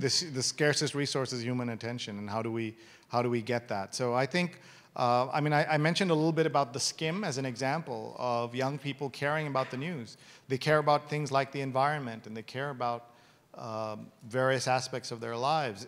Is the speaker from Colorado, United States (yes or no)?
no; New York, United States; I'm from New York